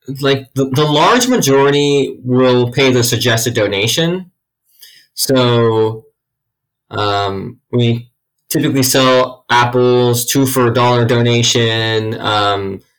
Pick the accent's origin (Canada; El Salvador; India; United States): United States; California; moved away as an adult; now in Athens, United States; I was born and raised in California